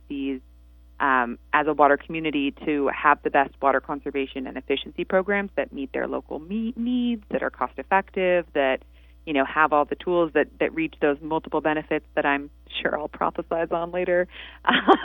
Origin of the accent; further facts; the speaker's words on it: Santa Monica, California, United States; also born or lived in Detroit; I grew up in Santa Monica, so right on the beach